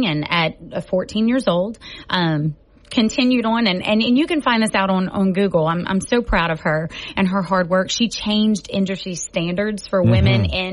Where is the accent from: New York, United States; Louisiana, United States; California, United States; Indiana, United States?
Louisiana, United States; Cajun, south; I'm a Cajun from down south